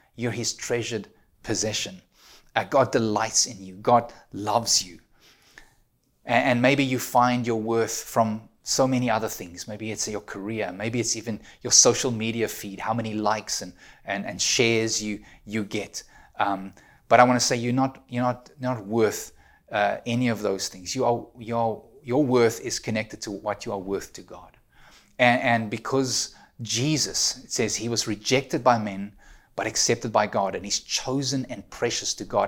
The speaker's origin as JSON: {"language": "English", "country": "South Africa", "moved": "yes", "lives_now": "Ontario, Canada", "said": "I'm an immigrant, you know, I'm a South African living in Canada."}